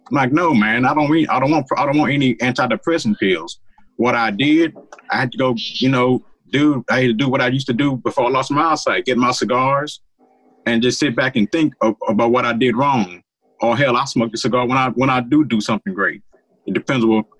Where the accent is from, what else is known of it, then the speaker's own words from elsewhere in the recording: United States; I'm an American who happens to be Black. I'm an American first